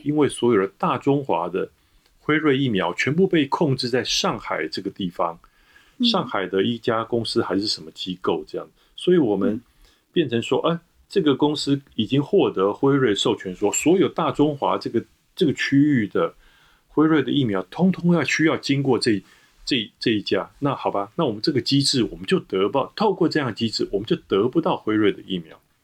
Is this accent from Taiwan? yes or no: yes; Taiwan; 我来自台湾